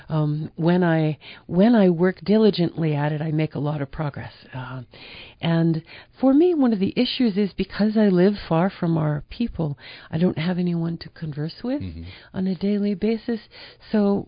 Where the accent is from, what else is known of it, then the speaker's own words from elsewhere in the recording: upstate New York, United States; I grew up in upstate New York